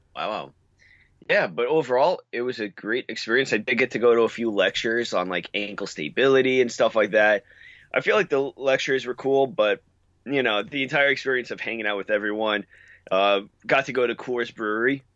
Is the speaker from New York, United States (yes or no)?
yes; New York, United States; I'm from New York